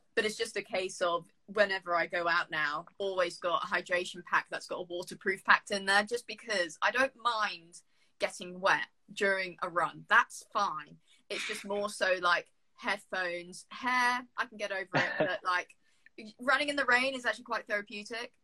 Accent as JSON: {"language": "English", "country": "Jersey", "moved": "as an adult", "lives_now": "United Kingdom", "said": "I'm from Jersey"}